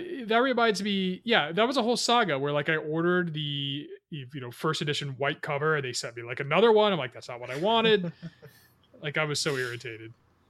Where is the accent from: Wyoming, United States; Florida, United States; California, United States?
Florida, United States; Fort Lauderdale; Lauderdale Comics, which is in Fort Lauderdale, Florida.